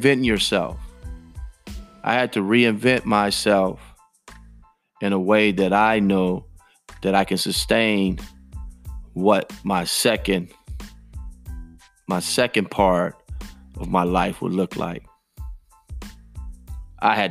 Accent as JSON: {"language": "English", "town": "Chicago", "region": "Illinois", "country": "United States", "tie": "born or raised there", "said": "I was born and raised in Chicago"}